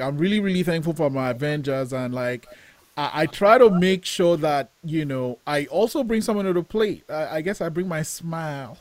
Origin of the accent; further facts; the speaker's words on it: Nigeria; moved away; I'm Nigerian. Like I was born in Nigeria, and, and growing up, I I wanted to make films